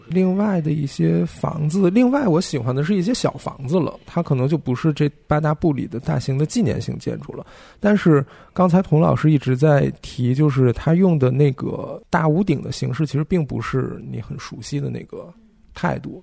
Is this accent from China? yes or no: yes; China; 作为中国人